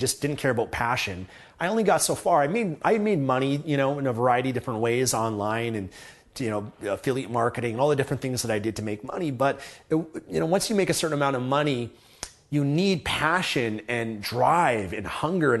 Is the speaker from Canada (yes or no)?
yes; Canada; I'm from Canada